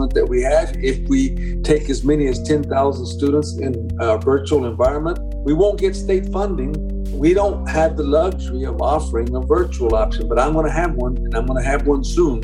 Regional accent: Dallas, Texas, United States; I'm an immigrant. I just tell them all the time that I'm an immigrant and I grew up in Dallas, in the inner city of Dallas.

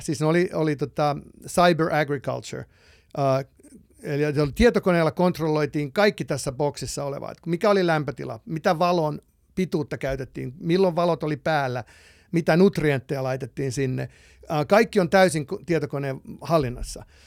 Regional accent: Finland; moved away as an adult; also born or lived in Los Angeles, United States / Texas, United States / Palo Alto, United States; now in United States; mä oon lähtöisin tietysti Suomesta

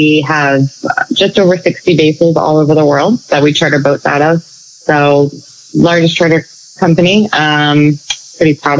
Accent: Annapolis, Maryland, United States; I grew up in Annapolis

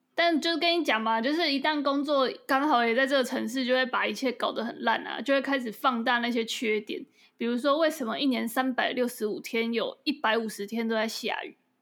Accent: Kaohsiung, Taiwan; moved away as an adult; now in Taipei, Taiwan; 我的家乡在高雄

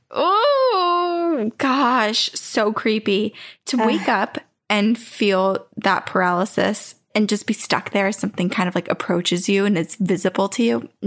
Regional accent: Queensland, Australia; accent: Australian; I'm from Australia.

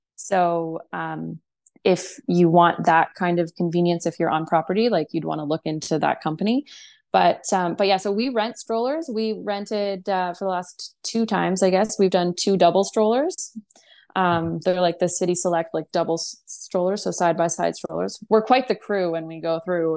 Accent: Canada; we're from Canada

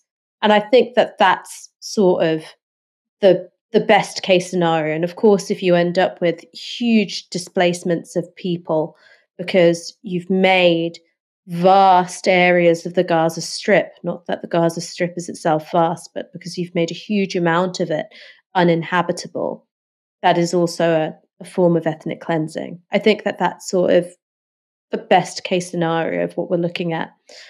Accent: United Kingdom; it makes me feel ashamed as a British citizen that our government and our opposition are united in their unequivocal backing for war crimes.

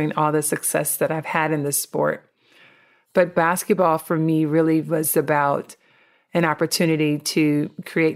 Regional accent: Compton, California, United States; I grew up in Compton, California, which is the inner city of Southern California

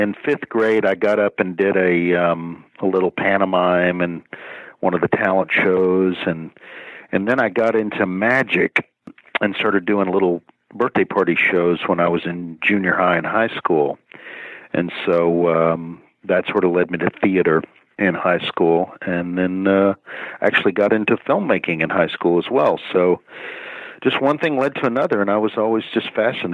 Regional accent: Dallas, Texas, United States; moved away as an adult; also born or lived in Hollywood; I grew up in Dallas. Yeah. Dallas, Texas.

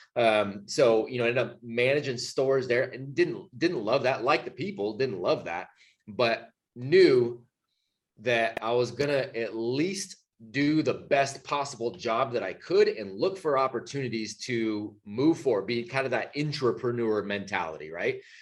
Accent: Bay Area, California, United States; moved away as an adult; now in North Carolina, United States; California born and raised. You know, my wife and I both uh, grew up in the Bay Area

